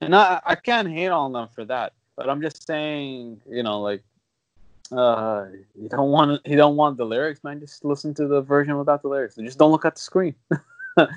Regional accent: Qatif, Eastern Province, Saudi Arabia; we come from Qatif, and that's like an area in Saudi that's usually known to be, let's say, that's treated differently compared to other parts. I'd say I had a different experience growing up in Saudi

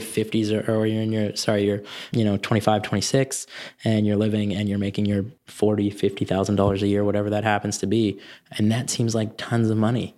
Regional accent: Canada; I'm concerned as a Canadian

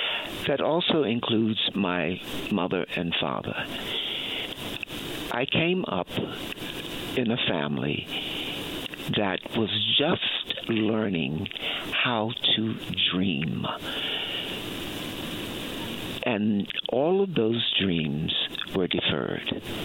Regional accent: Baltimore, Maryland, United States; Baltimore, Maryland.

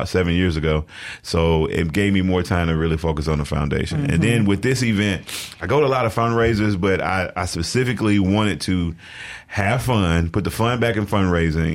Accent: Jackson, Mississippi, United States; born and raised in Jackson

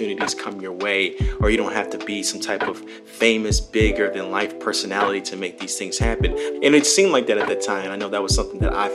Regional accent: Palos Hills, Illinois, United States; moved away as an adult; now in California, United States; my hometown of Palos Hills all the way to California, where I'm at, you know, currently as I'm doing this recording

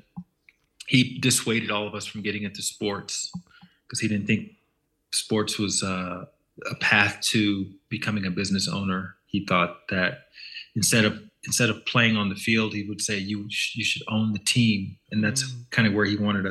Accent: Montgomery, Alabama, United States; I grew up in Montgomery, Alabama

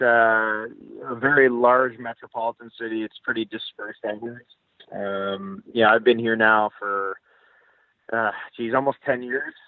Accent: Ottawa, Ontario, Canada; moved away as an adult; also born or lived in Ithaca; I grew up in in Ottawa

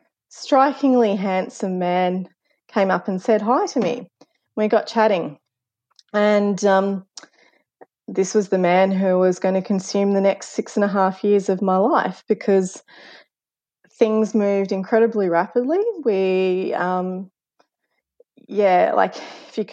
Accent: Ballarat, Victoria, Australia; moved away; my third year social work placement back in my hometown of Ballarat

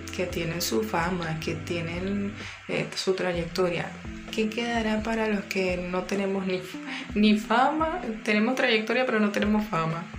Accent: Guayana, Venezuela; moved away; also born or lived in Caracas; mi tierra guayana

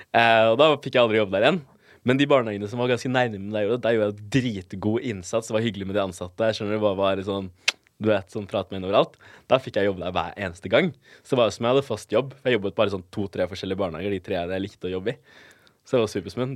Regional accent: Bærum, Akershus, Norway; also born or lived in Colombia; jeg er oppvokst på Jar

